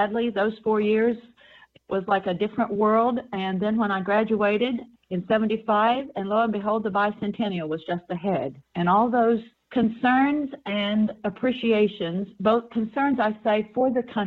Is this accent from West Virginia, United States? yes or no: yes; West Virginia, United States; I grew up in West Virginia.